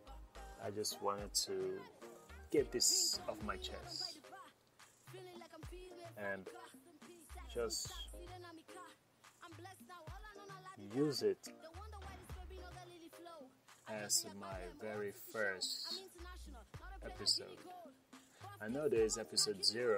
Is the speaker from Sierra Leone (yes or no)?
yes; Freetown, Sierra Leone; I was actually born and raised in Sierra Leone. So Freetown forever.